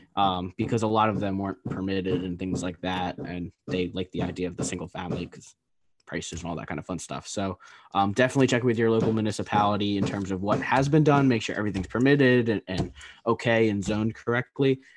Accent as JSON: {"language": "English", "region": "East Coast", "country": "United States", "said": "We're both from the East Coast"}